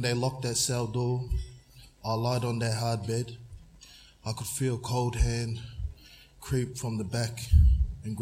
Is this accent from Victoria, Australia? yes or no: yes; Shepparton, Victoria, Australia; also born or lived in Brisbane, Australia; I grew up in Shepparton